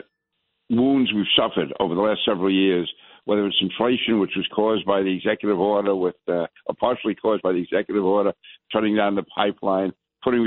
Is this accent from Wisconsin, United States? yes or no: no; New York City, New York, United States; born and raised in New York City, I was born in Queens, went to school in Brooklyn